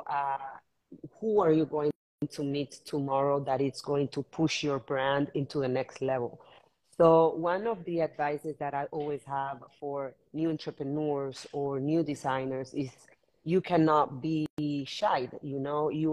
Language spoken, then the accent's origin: English; Managua, Nicaragua; also born or lived in Argentina / New York; now in Miami, United States; I'm Managua born from Nicaragua. I'm Miami based in the last 4 years.